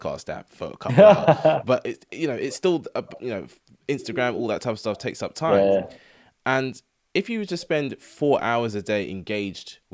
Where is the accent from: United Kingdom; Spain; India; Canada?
United Kingdom; England; we're English people